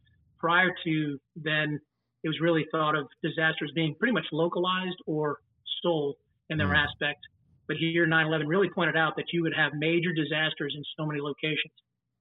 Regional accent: Palm Bay, Florida, United States; also born or lived in Maywood, New Jersey; my father retired, moved to Florida, and I got to be an explorer in my hometown of Palm Bay.

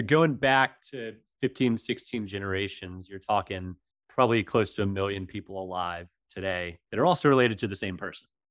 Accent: Georgia, United States; I've been in the South most of my life

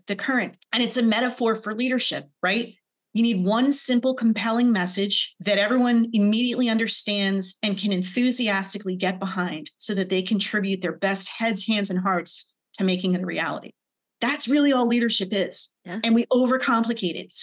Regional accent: New Jersey, United States; I grew up in New Jersey

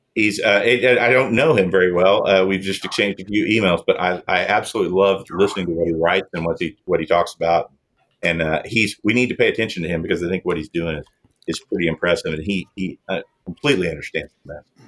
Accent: Oklahoma, United States; I started out an OU fan uh, growing up in Oklahoma.

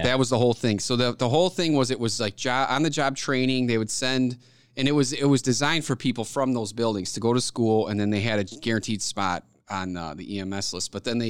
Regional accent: Orland Park, Illinois, United States; Orland Park.

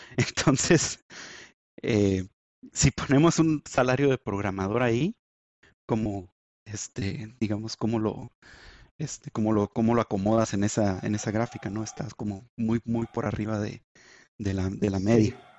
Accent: Chihuahua, Mexico; en Chihuahua, de donde soy

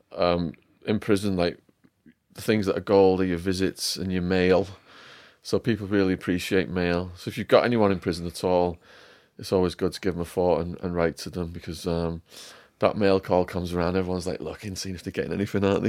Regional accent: Widnes, North West England, United Kingdom; I'm from Widnes, so they call us wollybacks in Liverpool

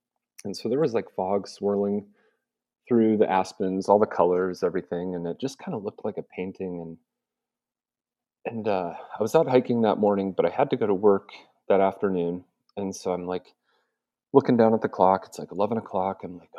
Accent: Montana, United States; I grew up in Western Montana. So, I mean, the outdoors were all over and around me every day.

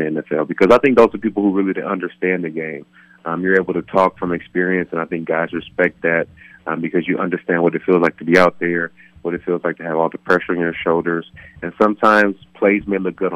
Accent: California, United States; moved away; back home in my hometown of California

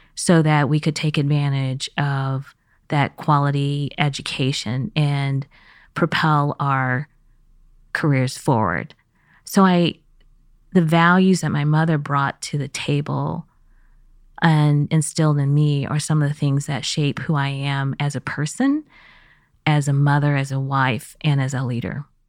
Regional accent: Kansas City, Missouri, United States; born or raised there; first language Chinese; English is a second language; moved away; also born or lived in Beijing, China / California / East Coast

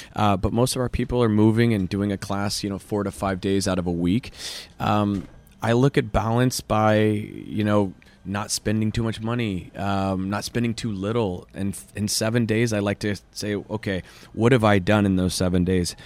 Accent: Kansas City, Missouri, United States; moved away as an adult; also born or lived in Chicago; now in West Hollywood, United States; Born and raised Kansas City, Missouri

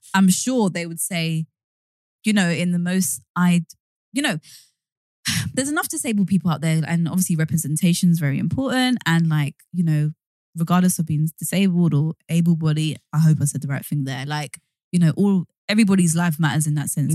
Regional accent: London, United Kingdom; we are originally from East London. We lived in Hackney

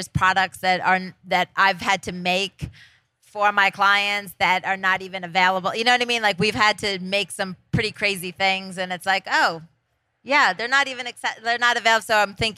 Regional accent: Scranton, Pennsylvania, United States; I'm from Scranton, Pennsylvania

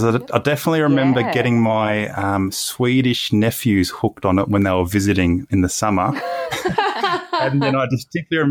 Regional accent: Brisbane, Queensland, Australia; I grew up in Brisbane. I went to high school there. I went to uni there.

